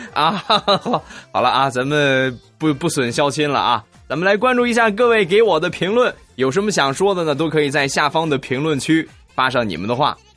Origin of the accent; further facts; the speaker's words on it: Rizhao, Shandong, China; moved away as an adult; now in Weifang, China; 我不是济南人啊，我是山东人，我是日照人。呃，然后呢，目前是在潍坊工作